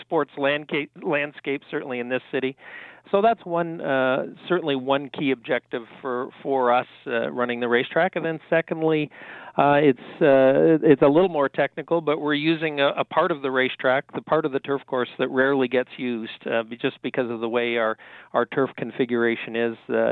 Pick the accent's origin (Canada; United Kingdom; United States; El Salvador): Canada; as a Canadian